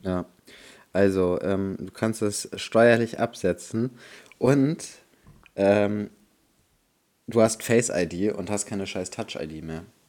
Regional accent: Bremen, Germany; bei uns in Bremen

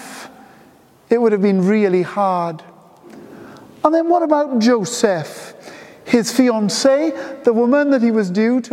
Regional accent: Pontefract, Yorkshire and the Humber, United Kingdom; I was brought up in Ponte de Leis, and one of our Christmas traditions as a kid was going to Ponte de Leis Garden Centre

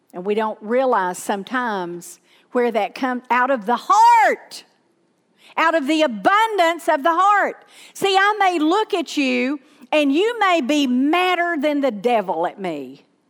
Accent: Southern, United States; accent: Southern; people can't understand my Southern accent

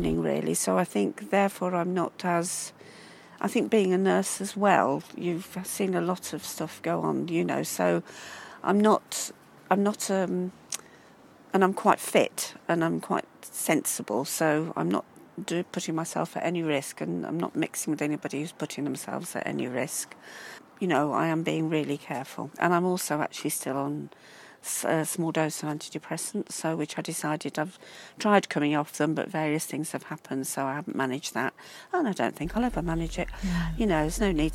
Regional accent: Midlands, United Kingdom; moved away as an adult; now in Brighton, United Kingdom; I'm from the Midlands. I'm not from, you know, the South

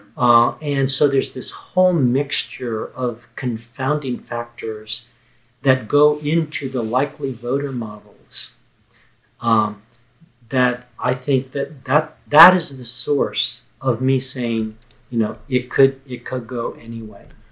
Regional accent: Texas, United States; the state of Texas, my home state.

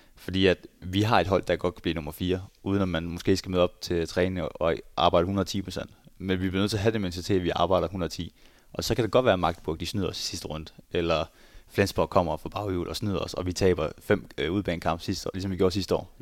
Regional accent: Skjern, Central Denmark Region, Denmark; moved away as an adult; now in Berlin, Germany; jeg kommer fra Skjern, og nu bor jeg i, i Berlin

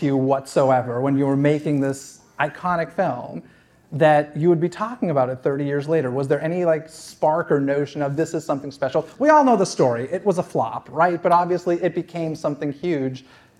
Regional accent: Massachusetts, United States; born or raised there

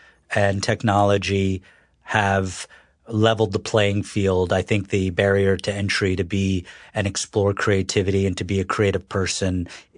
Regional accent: North Carolina, United States; born there; I was born in North Carolina, but my family's from New York.

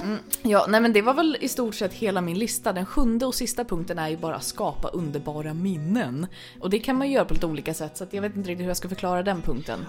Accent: Stockholm, Stockholm County, Sweden; jag var stockholmare

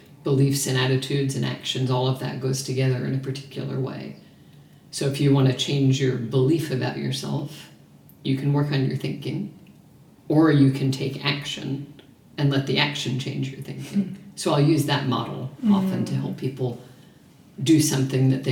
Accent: New York, United States; also born or lived in small town in America; now in Melbourne, Australia; I'm from New York

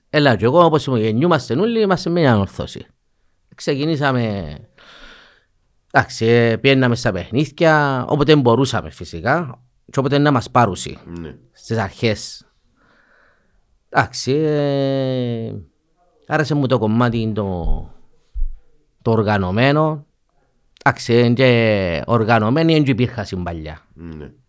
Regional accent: Famagusta, Famagusta District, Cyprus; Ε, καταρχήν, εντάξει, λόγω ε, κατοικούμαστε που είναι αμόχωστο. Ναι. Ε, και θεωρώ ότι είναι η πόλη μου, η ανόρθωση ε, αντιπροσωπεύει την πόλη μου.

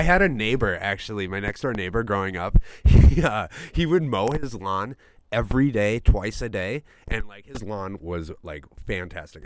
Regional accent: Rhinelander, Wisconsin, United States; also born or lived in Culver City, California; I was born in Culver City, California, but then I moved oh. to Rhinelander, Wisconsin, because uh, my dad, my birth father, got a job out there. Um, so he we moved out there when I was young.

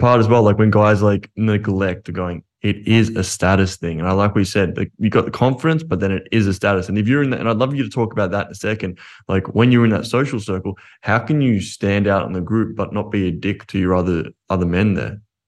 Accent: Australia; I'm Australian

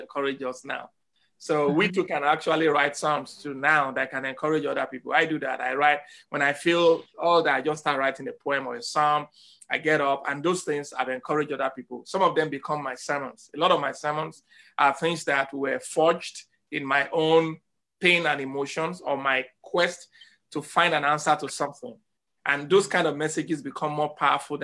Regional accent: Lagos, Nigeria; now in Evanston, United States; I was born in Papa Ashafa Agege

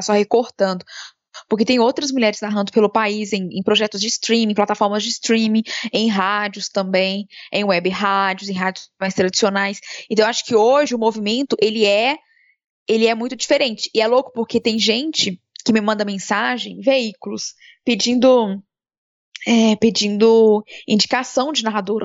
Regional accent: interior of Minas Gerais, Brazil; also born or lived in Belo Horizonte, Brazil; now in São Paulo, Brazil; eu sou do interior de Minas. Quando eu mudei para BH foi super difícil para deixar minha mãe e as minhas irmãs para trás

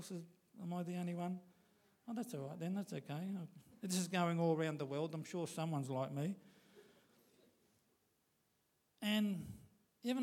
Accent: Queensland, Australia; us Australians or Queenslanders

